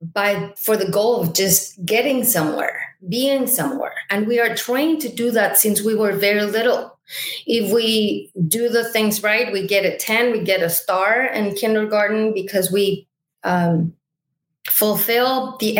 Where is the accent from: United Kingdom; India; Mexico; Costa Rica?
Mexico; Mexico City; moved away as an adult; now in United States; I am originally from Mexico City. I moved to the United States tomorrow, 14 years ago